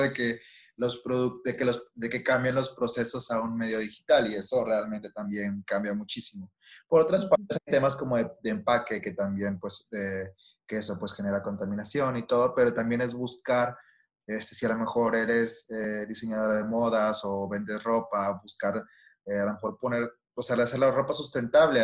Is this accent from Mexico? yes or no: yes; Monterrey, Nuevo León, Mexico; soy regia